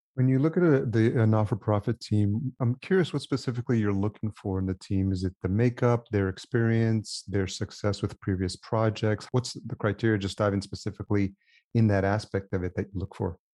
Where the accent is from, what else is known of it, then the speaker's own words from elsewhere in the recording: Yonkers, New York, United States; moved away; I grew up in Yonkers